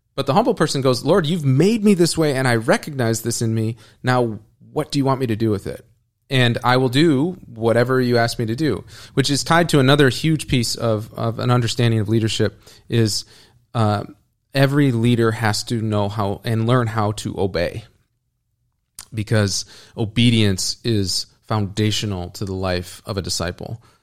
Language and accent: English; United States; as an American